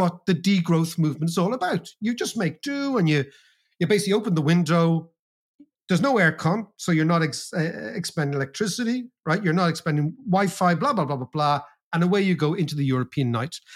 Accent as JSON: {"language": "English", "country": "Ireland", "said": "as Irish people"}